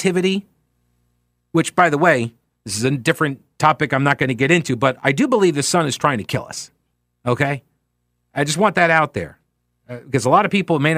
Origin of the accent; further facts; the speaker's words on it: United States; I'm an American